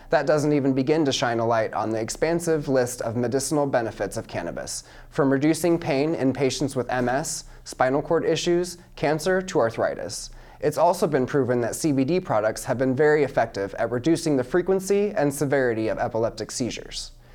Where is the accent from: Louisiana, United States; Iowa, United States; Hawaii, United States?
Iowa, United States; Mount Pleasant; I'm 27 years old and I'm from Mount Pleasant, Iowa